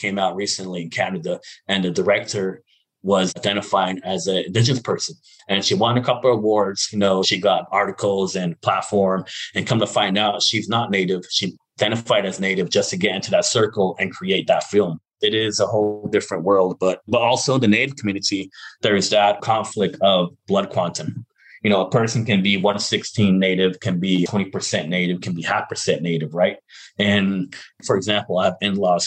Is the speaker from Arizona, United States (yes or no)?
yes; Arizona, United States; also born or lived in Navajo Mountain; I come from the Nahotsa, Arizona, which is my community